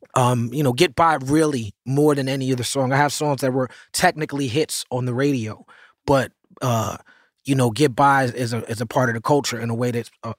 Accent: New York City, New York, United States; I'm from Midtown.

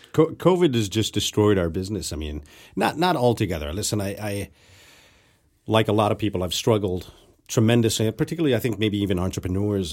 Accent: Mexico; moved away; growing up in Mexico

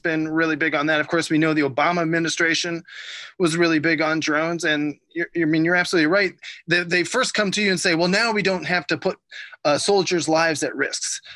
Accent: Ohio, United States; growing up in Ohio

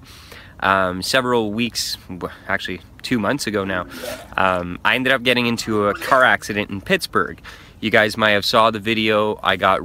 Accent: Canada; I'm a Canadian. I live near Montreal

